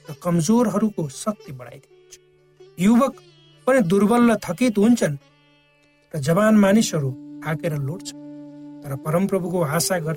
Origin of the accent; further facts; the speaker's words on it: Nepal; moved away; म जब सानो थिएँ श्रोता हाम्रो गाउँमा यातायातको सुविधा थिएन नदी नालामा पुलहरू पनि जहाँ तहीँ थिएन